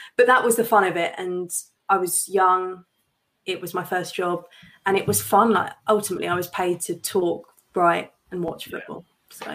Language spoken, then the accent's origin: English; Watford, East of England, United Kingdom; Watford are my hometown club